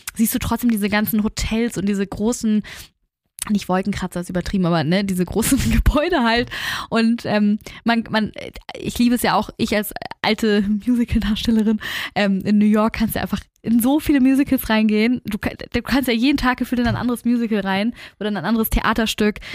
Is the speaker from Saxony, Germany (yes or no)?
no; Hamburg, Germany; bei uns in Hamburg